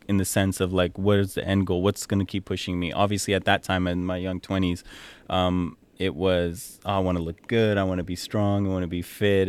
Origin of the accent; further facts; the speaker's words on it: San Jose, California, United States; moved away as an adult; also born or lived in Edmonton, Canada / Dubai, United Arab Emirates; I grew up in California, well, Bay Area, California. Um, you know, lived there my whole life